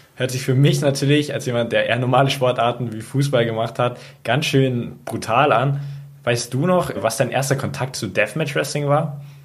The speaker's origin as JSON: {"language": "German", "town": "Munich", "region": "Bavaria", "country": "Germany", "tie": "born or raised there", "said": "Ich selber habe ja in München ich lebe auch in München, auch als Jugendlicher"}